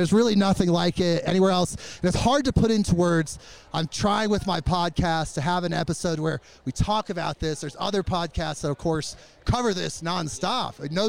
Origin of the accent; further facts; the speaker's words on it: Moline, Illinois, United States; now in Oregon, United States; I was born in Moline.